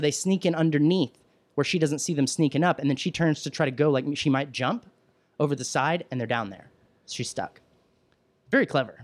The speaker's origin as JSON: {"language": "English", "area": "Williamson County", "region": "Texas", "country": "United States", "tie": "born or raised there", "moved": "yes", "said": "growing up in Texas and the county I grew up in, uh, I'm from Williamson County, which is just north of Austin"}